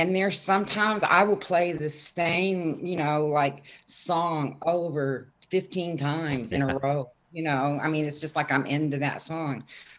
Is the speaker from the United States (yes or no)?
yes; Houston, Texas, United States; moved away as an adult; also born or lived in Fort Worth, Texas; I was born in Fort Worth, Texas. Okay. Moved to Houston when I was 5. And I grew up in Bel Air, which is like a suburb of Houston. Lived there till I left home at 18